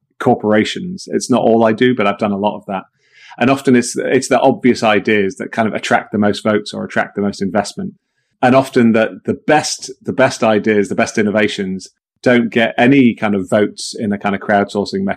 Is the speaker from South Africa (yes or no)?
no; Manchester, North West England, United Kingdom; I grew up in Manchester in the sort of late 70s and 80s in the UK